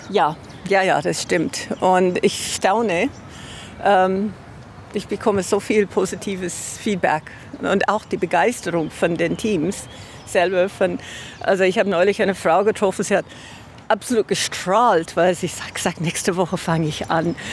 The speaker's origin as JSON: {"language": "German", "area": "on the Isar", "region": "Bavaria", "country": "Germany", "tie": "born or raised there", "said": "wir sind hier an der Isar aufgewachsen"}